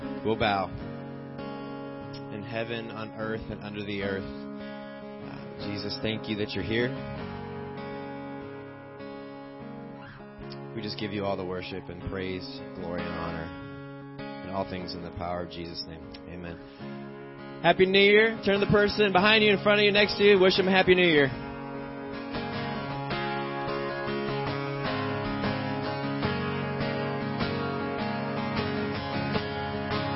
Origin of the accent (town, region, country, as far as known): Illinois, United States; born or raised there; moved away as an adult; now in Pennsylvania, United States